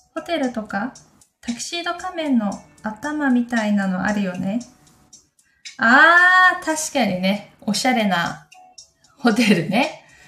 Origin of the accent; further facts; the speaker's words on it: Takayama, Gifu, Japan; moved away; 私の地元の飛騨高山